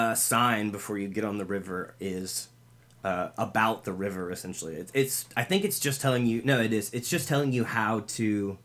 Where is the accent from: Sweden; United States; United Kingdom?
United States; the South; Can you tell we're from the South?